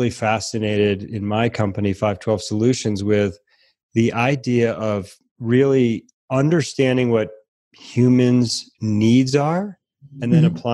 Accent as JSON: {"language": "English", "region": "Connecticut", "country": "United States", "tie": "born or raised there", "moved": "yes", "said": "I grew up in Connecticut and had family in the Lower East Side"}